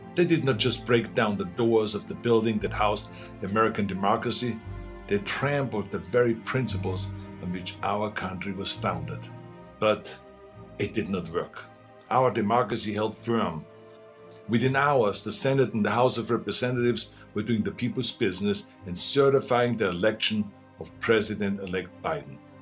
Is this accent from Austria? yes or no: yes; Austria; moved away as an adult; now in United States; I grew up in Austria